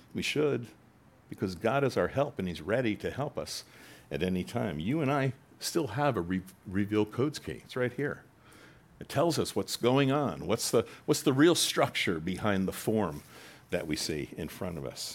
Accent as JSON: {"language": "English", "country": "United States", "said": "we're American Christians"}